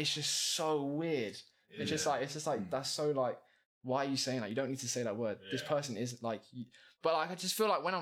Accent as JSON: {"language": "English", "region": "London", "country": "United Kingdom", "tie": "born or raised there", "said": "I grew up in White City Estate, like a council estate"}